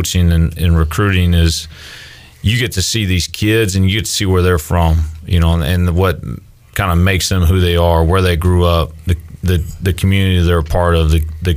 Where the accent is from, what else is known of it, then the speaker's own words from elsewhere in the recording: San Angelo, Texas, United States; I grew up in San Angelo, Texas